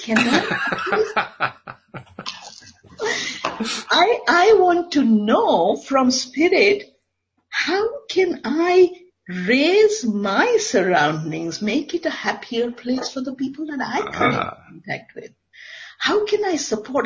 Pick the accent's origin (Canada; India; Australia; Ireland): India; I come from India.